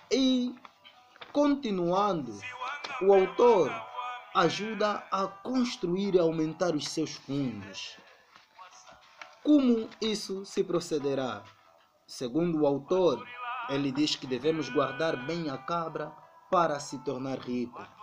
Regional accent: Angola; a nossa tradição enquanto angolanos que pode ser um obstáculo

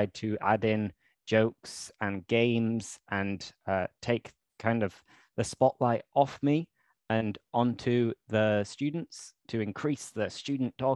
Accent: near Leeds, Yorkshire and the Humber, United Kingdom; I'm from England, near to Leeds, which is a city in the north of England

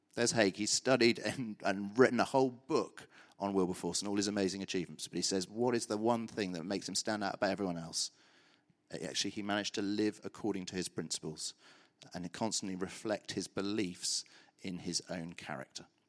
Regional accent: Brimpton, South East England, United Kingdom; also born or lived in Birmingham; So I grew up in a little village called Brimpton, uh, near here

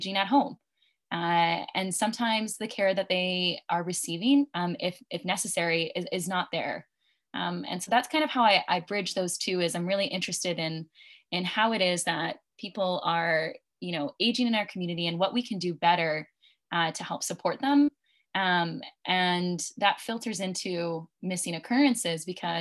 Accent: just outside the Vancouver region, British Columbia, Canada; also born or lived in Ontario; I'm actually originally from British Columbia, and so just outside of the Vancouver region

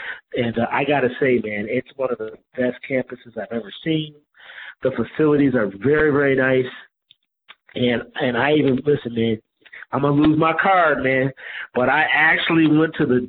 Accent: Buffalo, New York, United States; I'm from upstate New York. I'm from Buffalo, New York. I'm a Big East guy from the back in the day

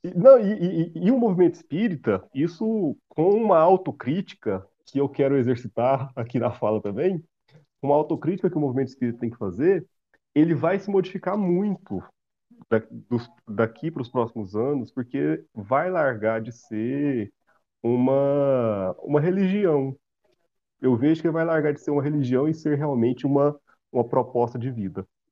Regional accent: Silvânia, Goiás, Brazil; eu sou de Silvânia

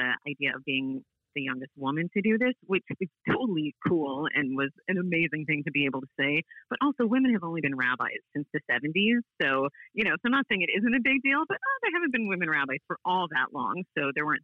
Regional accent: St. Louis, Missouri, United States; folks from St. Louis, we know that we have our own sort of, you know, special way of doing things

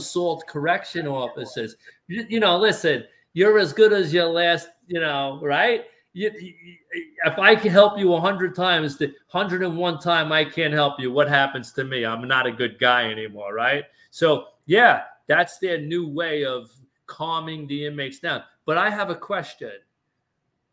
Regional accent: New York City, New York, United States; I grew up in Brooklyn

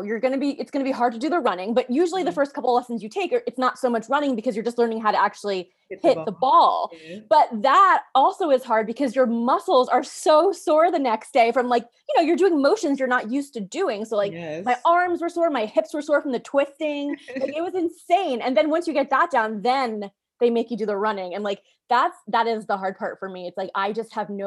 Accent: New York, United States; now in Los Angeles, United States; I'm originally from New York. I've lived in LA for since 2009

